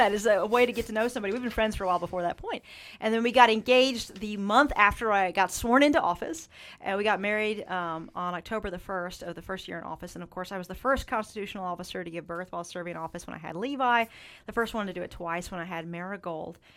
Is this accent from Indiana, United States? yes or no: no; Eastern Kentucky, United States; my home region of Eastern Kentucky